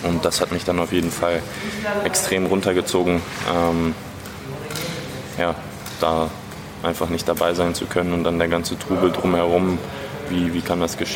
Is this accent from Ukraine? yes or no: yes; Ukraine; now in Berlin, Germany; ich ja auch gebürtig aus der Ukraine komme